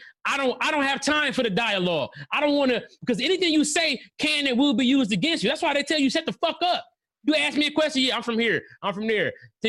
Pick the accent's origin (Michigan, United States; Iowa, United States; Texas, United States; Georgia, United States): Michigan, United States; Detroit; I was raised like a soldier, but I'm from Detroit, though.